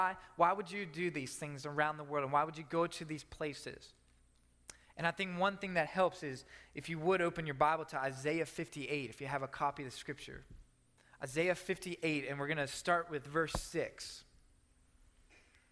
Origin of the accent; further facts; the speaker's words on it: Maryland, United States; my home in Maryland, my hometown in Maryland